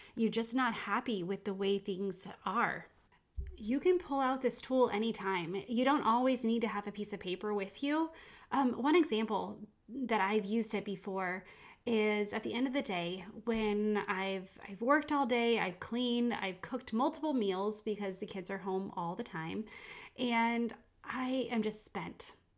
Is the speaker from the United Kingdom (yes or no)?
yes; England, United Kingdom; moved away; I grew up in England